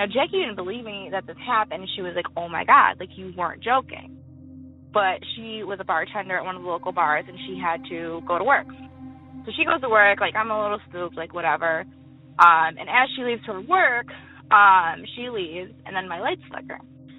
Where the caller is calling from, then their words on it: Western New York, United States; I'm calling from Western New York.